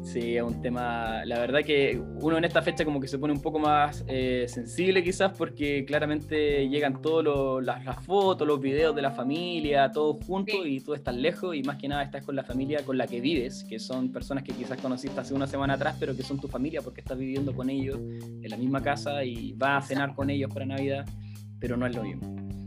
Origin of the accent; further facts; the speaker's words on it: Chillán, Ñuble, Chile; moved away as an adult; now in New Zealand; soy de Chillán, eh, de Chillán para el mundo